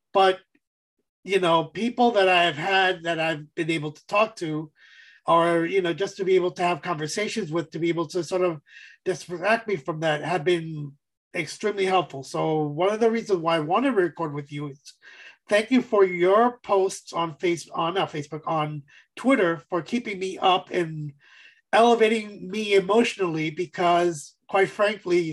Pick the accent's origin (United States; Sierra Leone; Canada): United States; East Coast; I'm from the East Coast